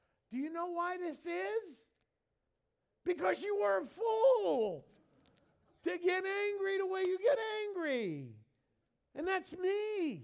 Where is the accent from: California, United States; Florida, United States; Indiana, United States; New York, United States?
New York, United States; moved away; I grew up in New York